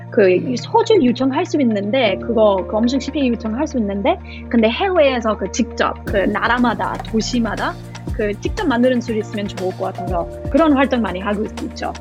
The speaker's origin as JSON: {"language": "Korean", "country": "Australia", "second_language": "Korean", "moved": "yes", "lives_now": "South Korea", "said": "저희 호주 사람이니까"}